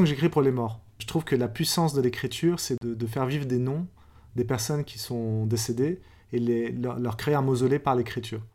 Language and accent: French; France; J'ai grandi en France, je suis né en France